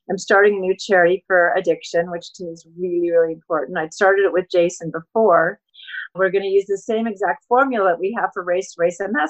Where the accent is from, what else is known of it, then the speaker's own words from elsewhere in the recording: Colorado, United States; now in California, United States; I grew up in Colorado